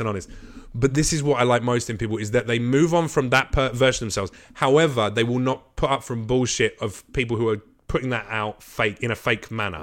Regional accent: United Kingdom; now in Los Angeles, United States; I'm British

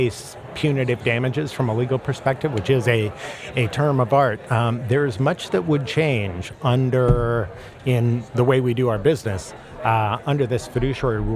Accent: United States; now in Chicago, United States; grew up outside of Kansas City

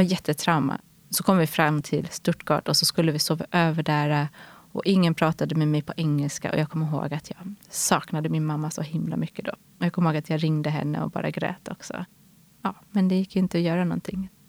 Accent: Stockholm, Stockholm County, Sweden; jag är uppvuxen här i Stockholm, i eh, Sätra, en förort.

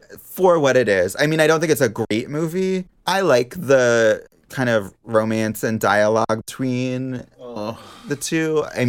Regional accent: Pacific Northwest, Washington, United States; I grew up in the Pacific Northwest, and we had a cabin that was in a town a lot like Dante's Peak. It was like a small town in the mountains.

